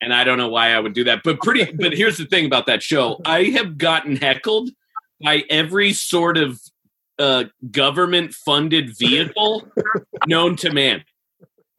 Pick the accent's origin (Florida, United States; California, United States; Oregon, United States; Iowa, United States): Oregon, United States; Portland; my hometown, Portland, Oregon